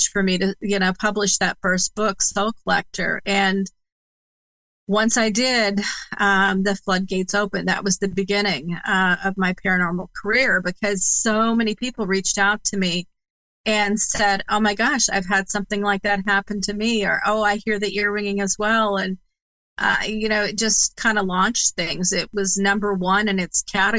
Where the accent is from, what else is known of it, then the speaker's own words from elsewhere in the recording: Indiana, United States; also born or lived in Massachusetts; bringing me from Massachusetts to Indiana, which is my home state